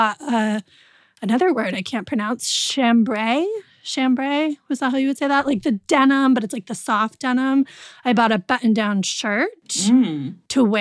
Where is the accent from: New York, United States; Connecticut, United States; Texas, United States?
Connecticut, United States; I'm from Connecticut, so I can't not be preppy sometimes